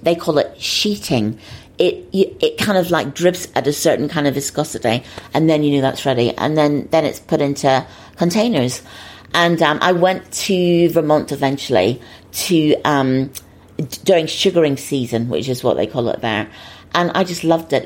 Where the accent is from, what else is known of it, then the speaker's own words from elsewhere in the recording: Northern Ireland, United Kingdom; moved away; I didn't grow up in an, an, easy time there. I mean, I wasn't in Belfast, I was about 50 miles north of Belfast